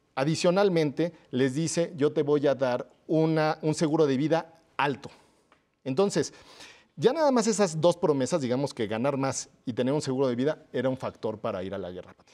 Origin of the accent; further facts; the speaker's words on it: Mexico; como mexicanos